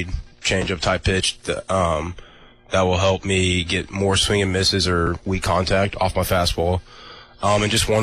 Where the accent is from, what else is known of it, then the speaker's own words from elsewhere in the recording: Kansas City, United States; moved away; Growing up in Kansas City